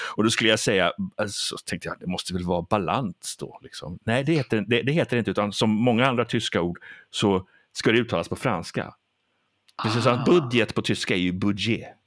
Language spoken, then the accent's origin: Swedish; Sweden; Jag är ju svensk då, gift med en amerikanska och vi svenskar